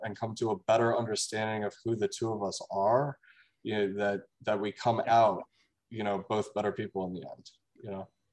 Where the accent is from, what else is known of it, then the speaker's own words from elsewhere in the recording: Washington, District of Columbia, United States; I'm from Washington D.C., so I grew up like seeing this thing in the gift shop at the Air and Space Museum.